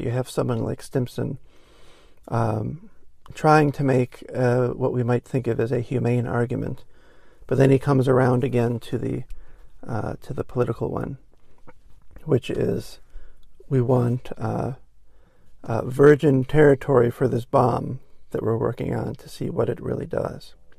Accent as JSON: {"language": "English", "country": "United States", "said": "I'm speaking as an American here"}